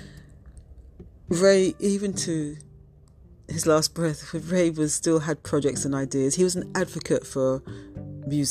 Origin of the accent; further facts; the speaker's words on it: United Kingdom; I'm of Jamaican heritage, but I was born and raised in the UK.